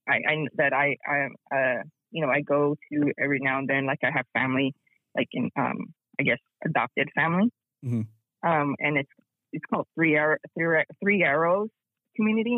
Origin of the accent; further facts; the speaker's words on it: Zuni, New Mexico, United States; moved away as an adult; now in San Diego, United States; growing up in Zuni and growing up Hopi